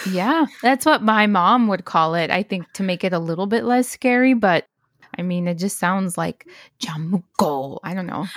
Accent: Stockton, California, United States; I grew up in Stockton

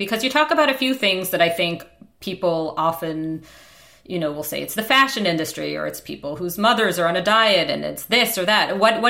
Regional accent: New York City, New York, United States; moved away as an adult; now in Canada; I grew up, I'm in Canada now, clearly, but I grew up in New York City.

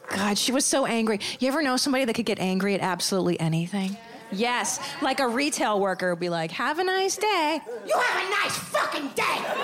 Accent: Los Angeles, California, United States; I'm from Los Angeles.

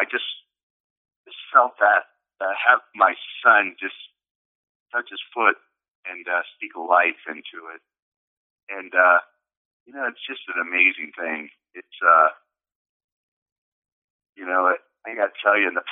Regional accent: Barstow, California, United States; also born or lived in San Diego, California; I was born right here in Barstow, California, and raised, and about when I was 22 or 23, I moved down to San Diego and spent 20 years down there.

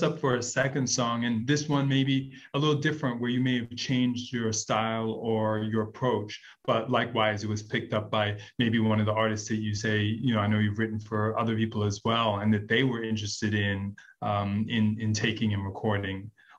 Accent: New York City, New York, United States; I'm from Brooklyn too, and we grew up together for a minute.

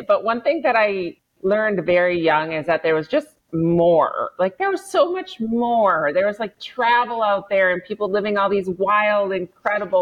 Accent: Minnesota, United States; I grew up in Minnesota

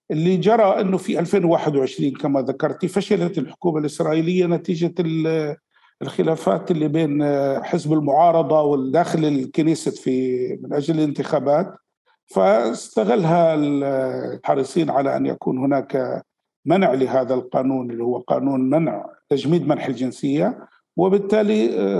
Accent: Palestine; ونحن في فلسطينيين الخارج

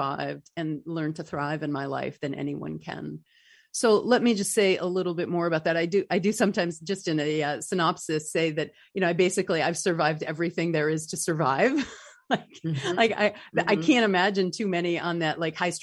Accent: North Country, upstate New York, United States; moved away; I'm from the North Country

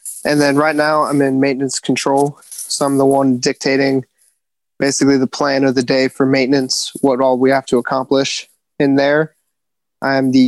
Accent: Cincinnati, Ohio, United States; moved away as an adult; also born or lived in Virginia / North Carolina; now in Camp Pendleton, United States; I'm originally from Ohio

